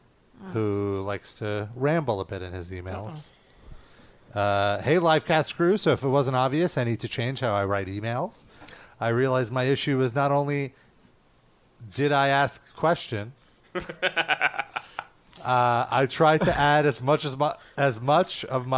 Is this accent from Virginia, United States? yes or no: no; California, United States; born there; I was born in Cali, and it wasn't really until … before I got more into East Coast rap.